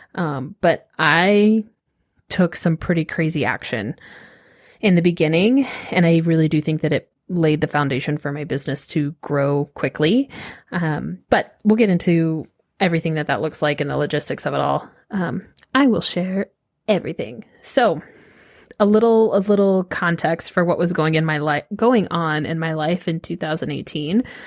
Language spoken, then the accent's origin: English; Austin, Texas, United States; also born or lived in northern New York; I grew up in Austin